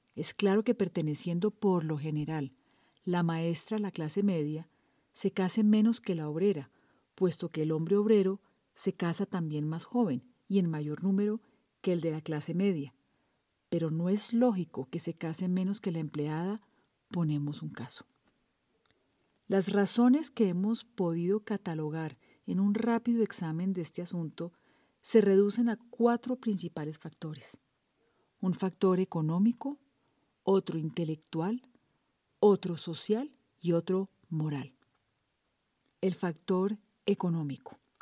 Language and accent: Spanish; Colombia; soy periodista colombiana